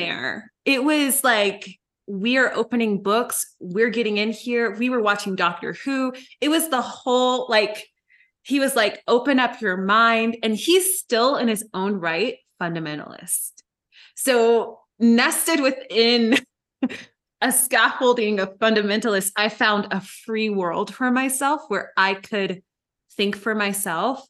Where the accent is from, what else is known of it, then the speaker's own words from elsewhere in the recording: Memphis, Tennessee, United States; when we came back to Memphis